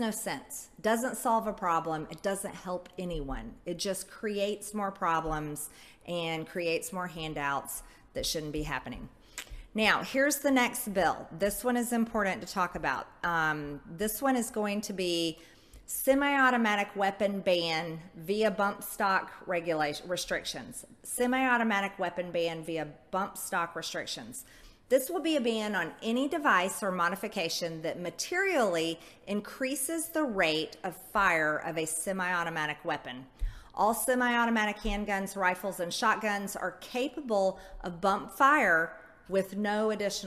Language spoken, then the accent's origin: English; United States; As an American